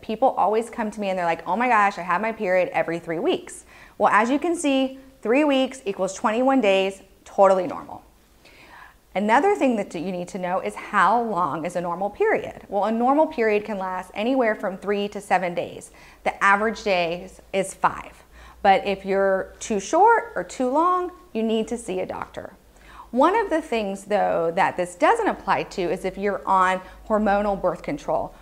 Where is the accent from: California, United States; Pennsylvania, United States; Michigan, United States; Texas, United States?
Texas, United States; I was growing up in Texas